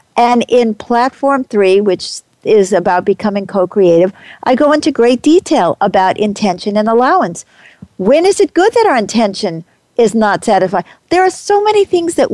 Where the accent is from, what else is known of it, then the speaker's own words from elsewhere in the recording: New York City, New York, United States; I grew up as an American. I was born in, I hate to tell you, 1945. I was brought up in New York City